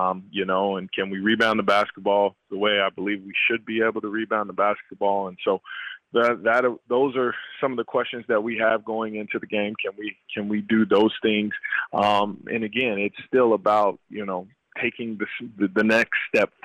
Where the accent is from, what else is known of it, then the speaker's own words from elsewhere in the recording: Wichita, Kansas, United States; Wichita and that being my hometown